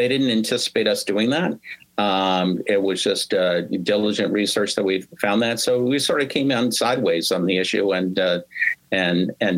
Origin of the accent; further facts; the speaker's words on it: Halfmoon, New York, United States; I grew up in Half Moon, New York